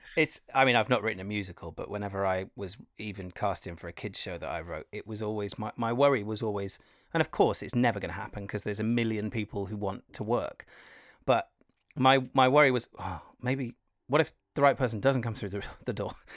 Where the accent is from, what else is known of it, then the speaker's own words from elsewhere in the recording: Wales, United Kingdom; I come from Wales, so it's kind of music and theatre and all that a part of it